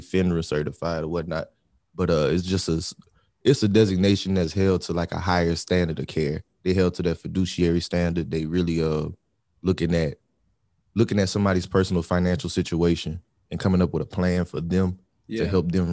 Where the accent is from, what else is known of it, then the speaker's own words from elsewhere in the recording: Opelousas, Louisiana, United States; moved away as an adult; now in Dallas, United States; I'm originally from Opelousas, Louisiana. Currently reside in Dallas, Texas